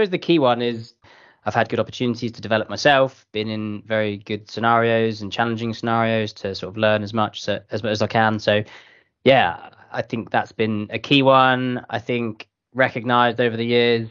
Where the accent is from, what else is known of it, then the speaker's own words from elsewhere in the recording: United Kingdom; based in the London office from the UK